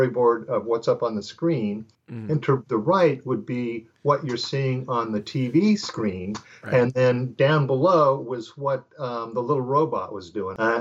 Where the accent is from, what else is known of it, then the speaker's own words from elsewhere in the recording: Southern California, United States; I grew up in Southern California